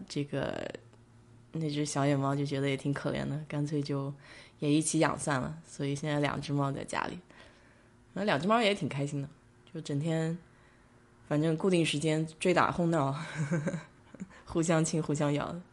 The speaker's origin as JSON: {"language": "Chinese", "town": "Nanjing", "region": "Jiangsu", "country": "China", "accent": "Nanjing dialect", "moved": "yes", "lives_now": "Israel", "said": "我们南京话就讲得就比较粗了"}